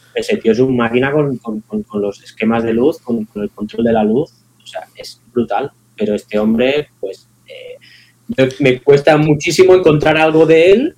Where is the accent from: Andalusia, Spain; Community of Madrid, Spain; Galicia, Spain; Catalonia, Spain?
Catalonia, Spain; Palafrugell; Mis inicios en, mi pueblo, en Palafrugell, había un club que era el Desenfocats